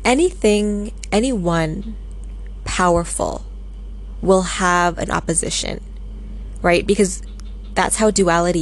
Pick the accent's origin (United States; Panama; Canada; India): Canada; Vancouver, British Columbia; also born or lived in Singapore; Vancouver in Canada, which is where I am from. That's where I live.